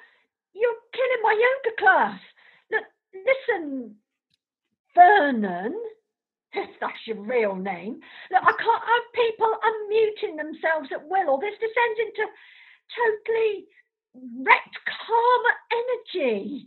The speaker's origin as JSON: {"language": "English", "region": "South West England", "country": "United Kingdom", "said": "Well, I was never allowed Palmer Violets, which was weird because we came from Devon and tourists flocked there just to buy them."}